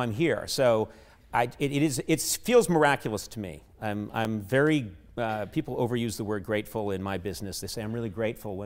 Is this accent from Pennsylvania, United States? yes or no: no; Brookline, Massachusetts, United States; I grew up in Brookline, Massachusetts, right outside Boston